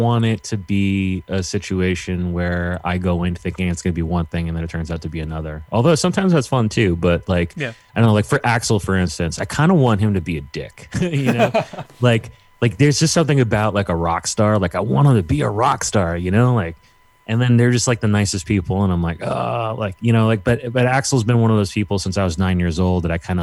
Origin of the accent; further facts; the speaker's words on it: New York City, New York, United States; I'm from New York City